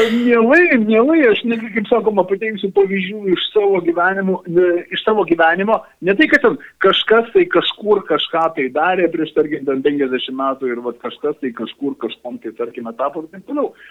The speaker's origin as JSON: {"language": "Lithuanian", "country": "Lithuania", "said": "mes lietuviai esame vienintelė nacija visam regione"}